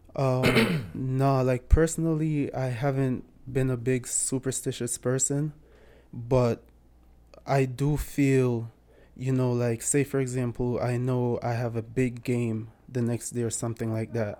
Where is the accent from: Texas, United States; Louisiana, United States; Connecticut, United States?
Connecticut, United States; Bloomfield; also born or lived in Jamaica; I was born in Jamaica. I grew up in, uh, Bloomfield, Connecticut.